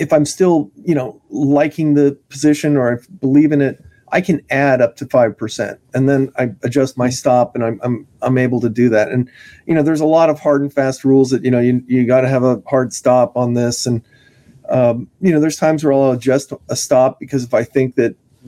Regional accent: California, United States; I'm from California

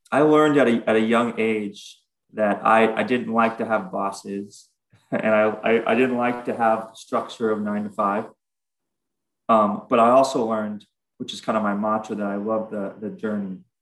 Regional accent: Southern California, United States; we're we're from Southern California

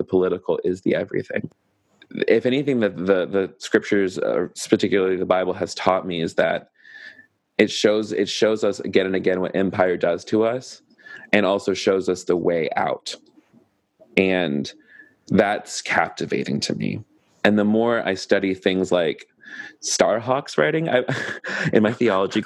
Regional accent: the South, United States; accent: Southern; my Southern accent

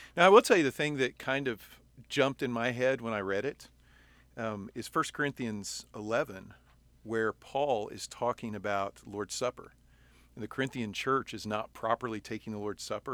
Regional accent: United States; we in in 21st century America

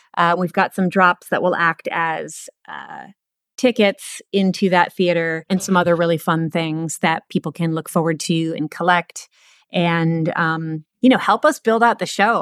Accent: East Coast, United States; moved away as an adult; also born or lived in Portland, Oregon; I'm from the East Coast. I moved out to Portland, Oregon, sight unseen

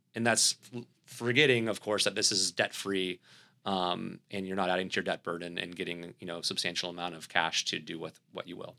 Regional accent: the South, United States; accent: Southern; my Southern accent

